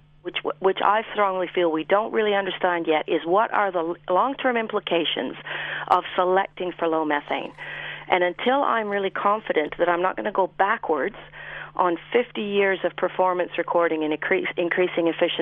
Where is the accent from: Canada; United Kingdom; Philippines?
Canada; moved away as an adult; now in New Zealand; I grew up farming in Canada